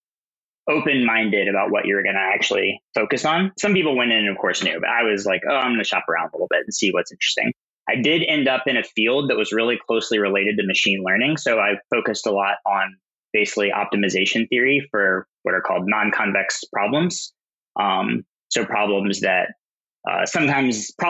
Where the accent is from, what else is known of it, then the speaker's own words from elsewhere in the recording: Southern Louisiana, United States; moved away; also born or lived in Austin; I'm originally from Southern Louisiana, so not exactly a hotbed of tech activity.